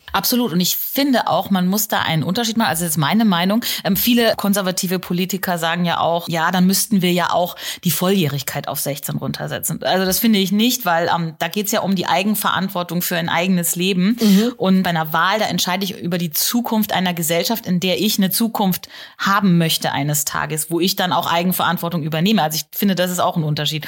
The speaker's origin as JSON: {"language": "German", "country": "Germany", "said": "bei uns in Deutschland"}